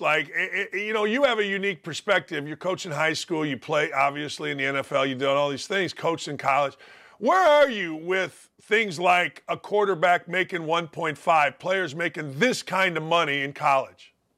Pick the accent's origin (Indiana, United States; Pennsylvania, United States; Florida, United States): Indiana, United States; Gary; I grew up in Gary